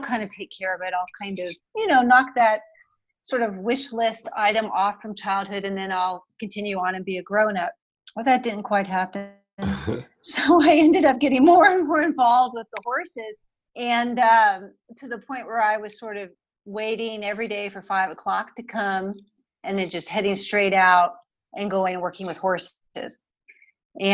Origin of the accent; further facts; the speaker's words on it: Washington, District of Columbia, United States; moved away as an adult; now in Austin, United States; we grew up in the Washington, D.C. suburban area